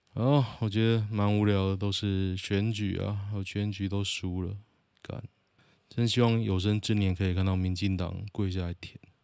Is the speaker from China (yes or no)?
no; Taoyuan, Taiwan; 我是桃园人